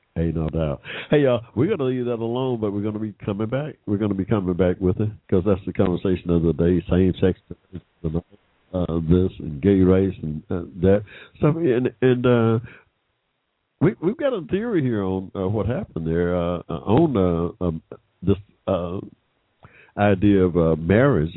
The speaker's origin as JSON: {"language": "English", "country": "United States", "said": "an American of African descent"}